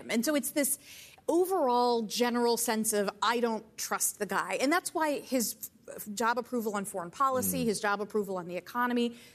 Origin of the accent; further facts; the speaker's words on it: Orlando, Florida, United States; I grew up in Orlando.